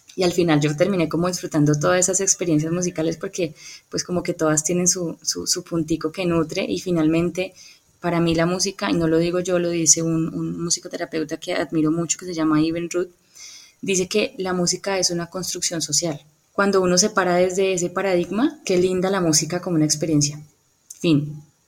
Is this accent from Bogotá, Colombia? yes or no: no; Cali, Valle del Cauca, Colombia; also born or lived in Popayán / Bogotá; realmente nací en Popayán, pero he vivido toda mi vida en Cali, más o menos como de los cinco años